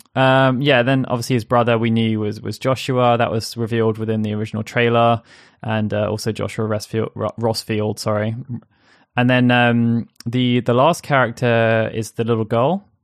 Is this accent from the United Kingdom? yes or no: yes; England, United Kingdom; I, as an English person